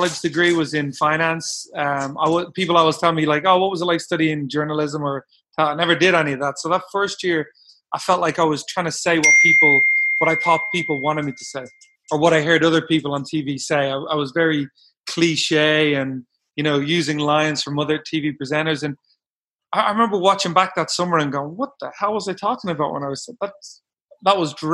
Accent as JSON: {"language": "English", "town": "Dublin", "region": "Leinster", "country": "Ireland", "tie": "born or raised there", "also_born_or_lived": "Bakersfield, California / Portland, Oregon", "moved": "as an adult", "lives_now": "United States", "said": "I grew up in Ireland."}